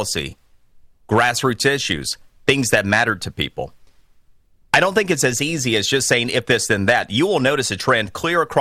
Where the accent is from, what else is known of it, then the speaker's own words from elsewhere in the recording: Florida, United States; my home state